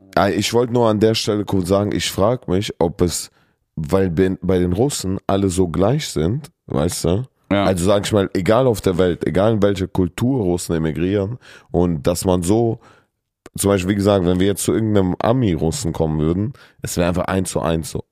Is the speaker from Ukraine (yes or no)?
no; Kyrgyzstan; now in Germany; ich komme ja aus Kirgisistan